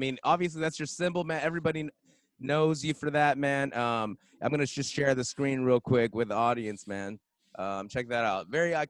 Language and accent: English; San Dimas, California, United States; I grew up basically a little bit in San Dimas as well. So I know Pomona pretty well